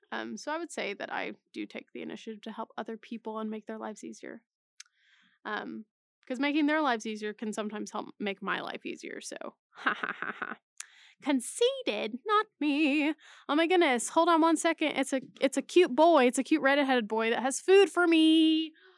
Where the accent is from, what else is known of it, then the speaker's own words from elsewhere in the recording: Texas, United States; moved away as an adult; now in Oklahoma, United States; Texas, of course, living there for th, m, m, basically my whole life